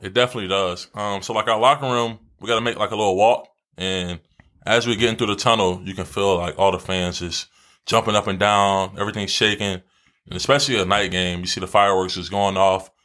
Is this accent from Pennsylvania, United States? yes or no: yes; Philadelphia, Pennsylvania, United States; moved away; my mom's from Philly, and I grew up out there